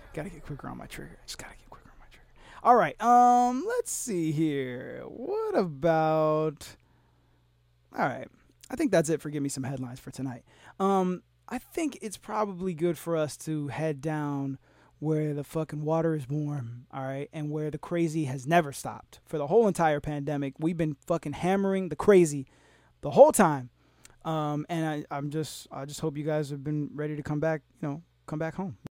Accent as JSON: {"language": "English", "region": "Florida", "country": "United States", "tie": "born or raised there", "said": "Florida, my home state."}